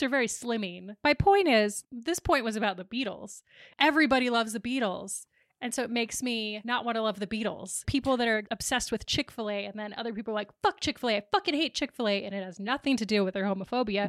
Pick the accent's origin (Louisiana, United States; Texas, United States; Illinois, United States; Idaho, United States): Idaho, United States; Boise; born or raised there